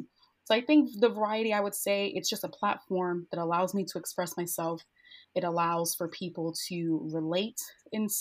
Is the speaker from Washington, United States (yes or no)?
no; New York City, New York, United States; born and raised in Bushwick in Brooklyn, New York